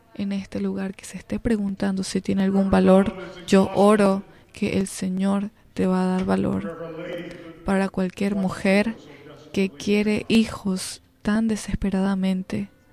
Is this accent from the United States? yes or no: yes; United States; como americanos